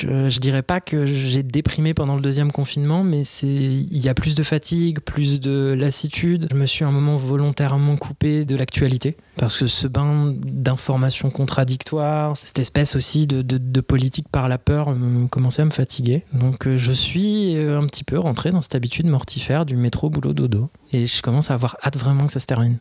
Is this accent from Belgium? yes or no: no; Paris, Île-de-France, France; je suis parisien